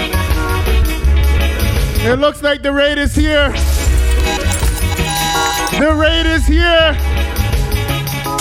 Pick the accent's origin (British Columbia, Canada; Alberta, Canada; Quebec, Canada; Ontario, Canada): Ontario, Canada; Toronto; I'm from Toronto, Canada